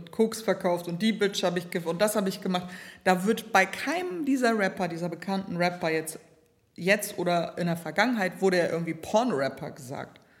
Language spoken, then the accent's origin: German; Bremen, Germany; Ich hatte immer Songs von meiner Menstruation bis ne, Sexualität bis ne, Gröpeling, wo ich aufgewachsen bin.